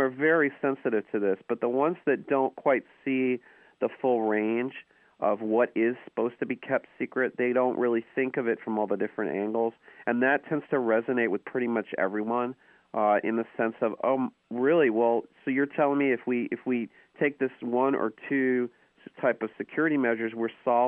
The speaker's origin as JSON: {"language": "English", "region": "New York", "country": "United States", "tie": "born or raised there", "moved": "as an adult", "lives_now": "California, United States", "said": "I grew up in New York, where subtlety is not really rewarded, but I've been in California almost 20 years"}